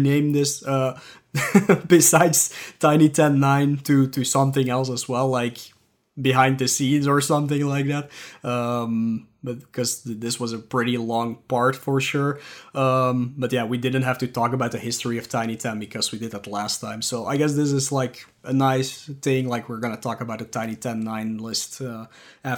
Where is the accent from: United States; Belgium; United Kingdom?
Belgium; Flanders; first language Dutch; English is a second language; I mandatory have to learn French because I'm from Belgium